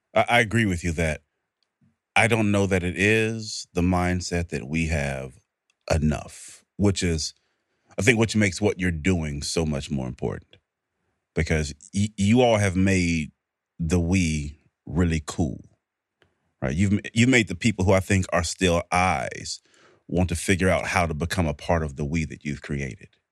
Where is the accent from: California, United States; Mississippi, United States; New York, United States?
Mississippi, United States; I'm from Mississippi